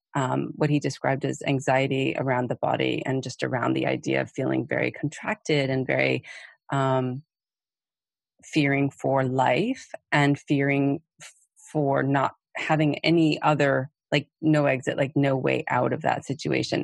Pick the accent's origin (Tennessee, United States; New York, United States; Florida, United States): New York, United States; New York City; also born or lived in Massachusetts; I am from Brooklyn, New York